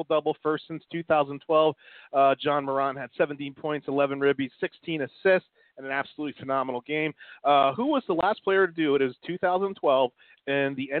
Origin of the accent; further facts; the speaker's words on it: East Coast, United States; growing up on the East Coast